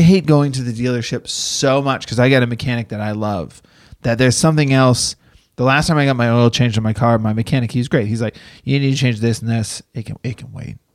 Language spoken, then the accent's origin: English; Dracut, Massachusetts, United States; moved away as an adult; I was from Drake at, uh, Massachusetts, and Lowell, Methuen are all our neighboring towns